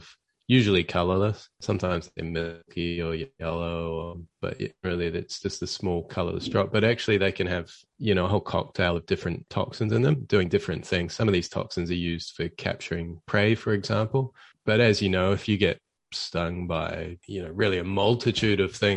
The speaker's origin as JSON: {"language": "English", "region": "Auckland", "country": "New Zealand", "tie": "born or raised there", "moved": "as an adult", "lives_now": "Australia", "said": "I was working as sort of a research technician where I grew up in Auckland"}